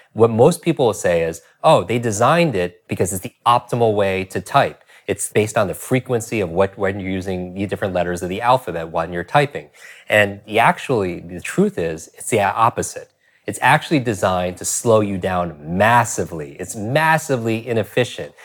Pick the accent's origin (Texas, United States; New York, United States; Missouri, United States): New York, United States; I'm from New York